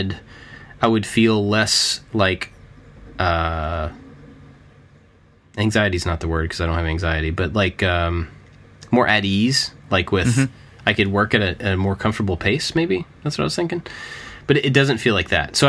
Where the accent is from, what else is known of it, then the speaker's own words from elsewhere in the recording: Kentucky, United States; moved away; I grew up in Kentucky